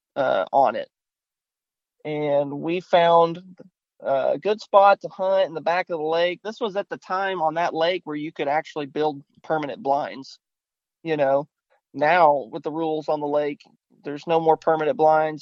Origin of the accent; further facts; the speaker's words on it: Grapeland, Texas, United States; also born or lived in Austin, Texas; I grew up on Houston County Lake, mm-hmm. um, which is a small little lake in East Texas, just outside of Grapeland